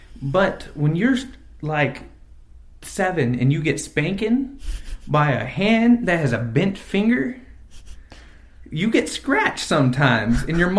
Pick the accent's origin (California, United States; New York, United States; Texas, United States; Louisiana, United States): California, United States; Exeter; also born or lived in Visalia; I was born in a town called Visalia, California, about 130,000 people city in central California, about 45 miles south of Fresno. I grew up in a little town to the east of it called Exeter, on H Street.